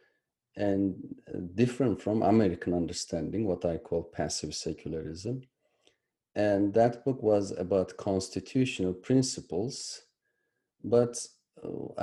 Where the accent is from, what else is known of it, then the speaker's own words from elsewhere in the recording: Turkey; moved away; I was born in Turkey